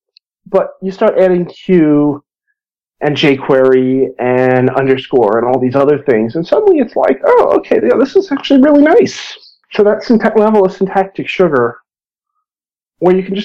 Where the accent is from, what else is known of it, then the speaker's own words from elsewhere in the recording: Boston, Massachusetts, United States; now in Israel; I live in Israel, but I'm originally from Boston